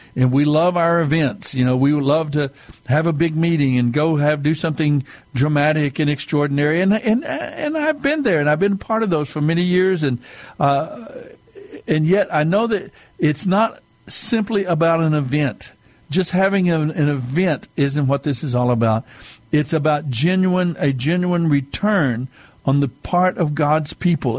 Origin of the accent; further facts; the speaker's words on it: United States; we are, as a people of America, as American people